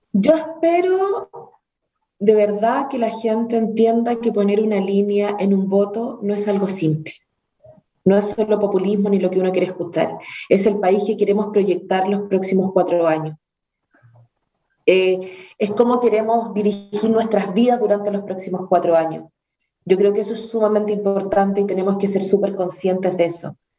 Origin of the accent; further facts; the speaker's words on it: Chile; como cualquier chileno traté de emprender